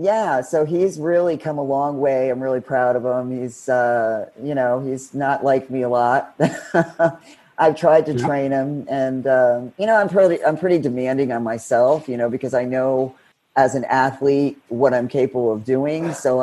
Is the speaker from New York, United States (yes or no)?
no; Florida, United States; What are they trying to, I'm from Florida. I'm not in Colorado.